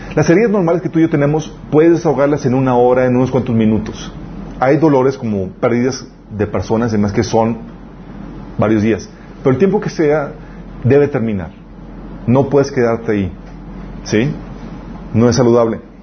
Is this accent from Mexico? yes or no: yes; Mexico; nosotros somos mexicanos